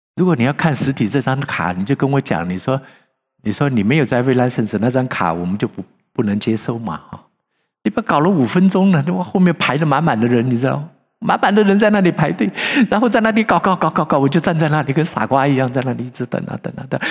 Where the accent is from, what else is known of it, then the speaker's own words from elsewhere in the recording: China; moved away; 我们是中国人